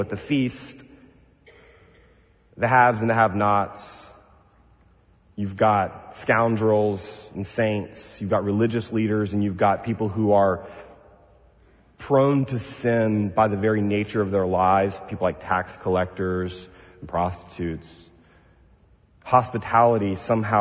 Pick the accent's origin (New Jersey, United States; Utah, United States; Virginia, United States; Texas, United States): Texas, United States; now in Pasadena, United States; I'm from the South, Bill, from Texas.